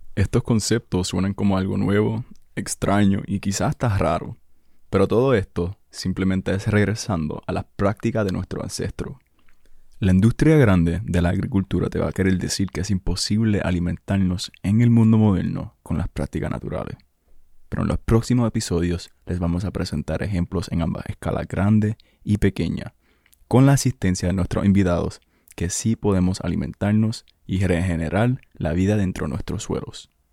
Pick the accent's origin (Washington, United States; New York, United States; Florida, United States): Washington, United States; also born or lived in Ceiba, Puerto Rico / Guaynabo, Puerto Rico; now in Puerto Rico; Nací aquí en Puerto Rico y crecí mis primeros años en Ceiba y Guaynabo. A los siete años me mudé a los Estados Unidos debido al trabajo de papi donde la mayoría de mis años adolescentes los pasé en el estado de Washington.